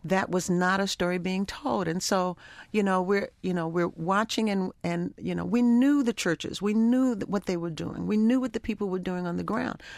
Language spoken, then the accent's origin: English; Baltimore, Maryland, United States; also born or lived in Africa; I grew up in Baltimore